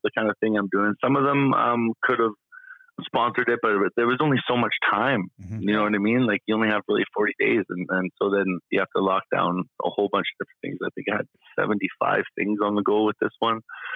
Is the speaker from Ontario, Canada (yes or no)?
no; Yorkton, Saskatchewan, Canada; also born or lived in Regina / Calgary / Edmonton; now in Kelowna, Canada; I was born in Regina. I was raised in Yorkton.